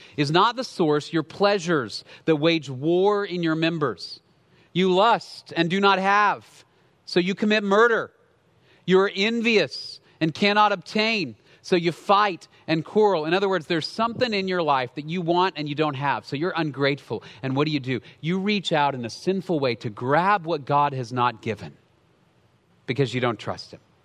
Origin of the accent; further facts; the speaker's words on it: Dallas, Texas, United States; I grew up in Dallas, in the city